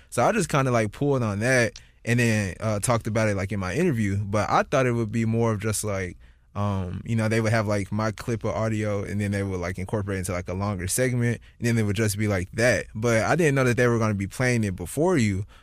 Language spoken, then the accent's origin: English; St. Louis, Missouri, United States; moved away as an adult; now in San Francisco, United States; wanted to come back to Saint Louis for my, I think, the eight weeks that I'm here and just, like, experience as much of my hometown as I can